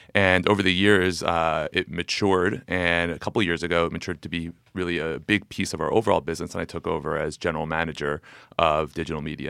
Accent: New Jersey, United States; born or raised there; also born or lived in New York

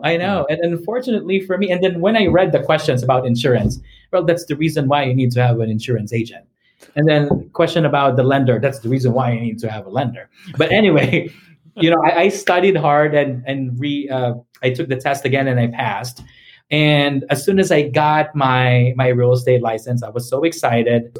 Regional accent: Philippines; first language English; moved away as an adult; also born or lived in Missouri, United States; now in United States; I was born and raised in the Philippines, and I've been here in the U.S. for um, for 14 years now. I was 25 years old when I when I arrived here

